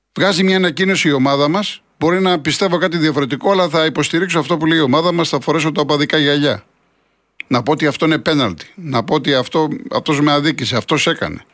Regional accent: Greece; σαν Έλληνες

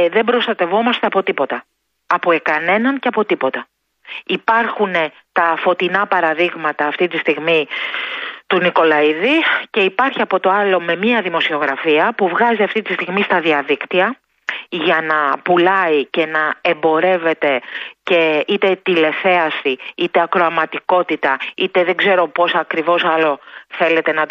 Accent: Greece; Τι κάνουμε εμείς σαν γονείς, σαν Έλληνες, σαν οικογένεια.

